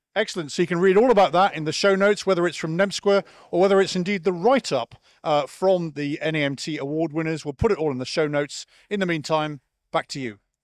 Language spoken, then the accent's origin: English; United Kingdom; moved away; I'm a Brit